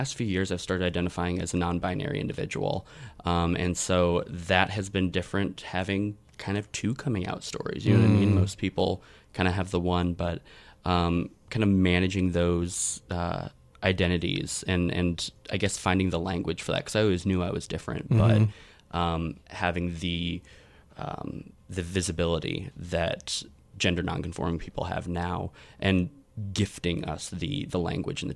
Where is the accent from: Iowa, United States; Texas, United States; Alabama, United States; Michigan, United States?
Iowa, United States; Iowa City; now in Orlando, United States; I grew up in Iowa City, Iowa. Originally